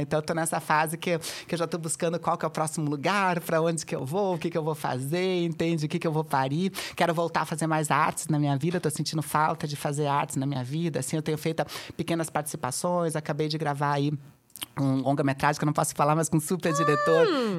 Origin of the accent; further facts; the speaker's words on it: Curitiba, Paraná, Brazil; moved away as an adult; now in São Paulo, Brazil; em Curitiba, que é onde eu nasci, eu moro agora há oito anos aqui em São Paulo